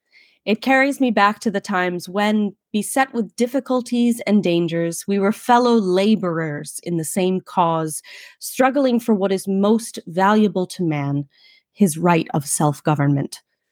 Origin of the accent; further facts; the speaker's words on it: New York City, New York, United States; accent: Brooklynese; in my native tongue of Brooklynese